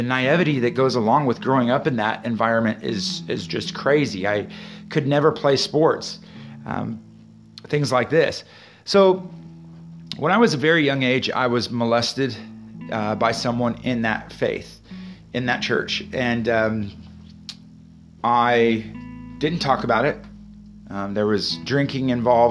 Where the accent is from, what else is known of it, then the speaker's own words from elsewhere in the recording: Kearney, Nebraska, United States; I was born in Kearney, Nebraska in 1982